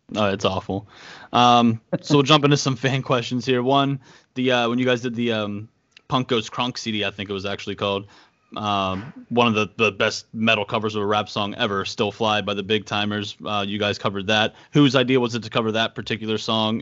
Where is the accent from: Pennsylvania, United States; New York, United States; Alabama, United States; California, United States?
Pennsylvania, United States; Pittsburgh; also born or lived in Portland, Maine; I'm from Pittsburgh and I lived in Portland, Maine